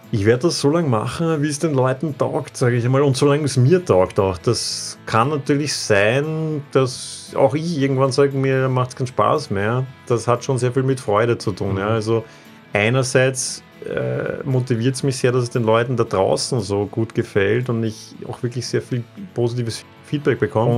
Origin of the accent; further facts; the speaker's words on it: Vienna, Austria; Wiener, ja, und ich habe einen Großteil meines Lebens in Wien gelebt